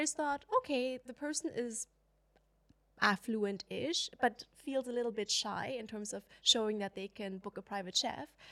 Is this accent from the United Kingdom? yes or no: no; China; moved away; I grew up in China